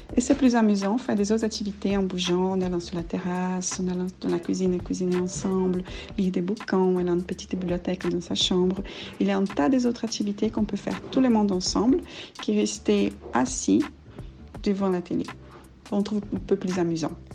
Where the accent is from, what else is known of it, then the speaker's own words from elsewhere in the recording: Brazil; French is a second language; moved away as an adult; now in Brussels, Belgium; Je vis à Bruxelles depuis 6 ans, mais je suis brésilienne